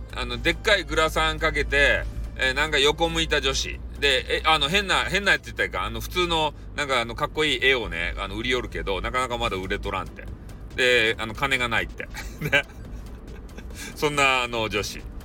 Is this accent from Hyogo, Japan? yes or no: no; Fukuoka, Japan; accent: Hakata-ben; 博多弁を操る